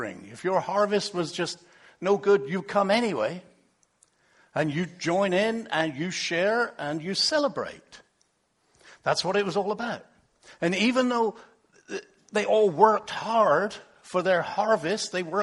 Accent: England, United Kingdom; moved away; originally, you might not catch this, but I come from England

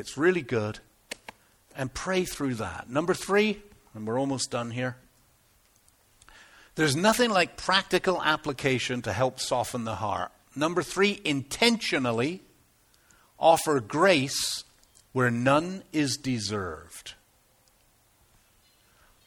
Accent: United Kingdom; moved away; I'm typically British

